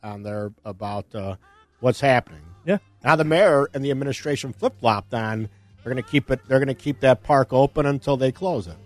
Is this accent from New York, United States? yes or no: no; Elmhurst, Illinois, United States; also born or lived in Addison Township, DuPage County; I was growing up in Elmhurst.